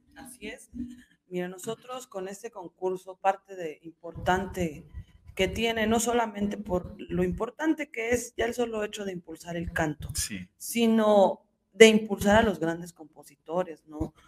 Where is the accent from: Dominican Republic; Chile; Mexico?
Mexico; Hidalgo; soy del estado de Hidalgo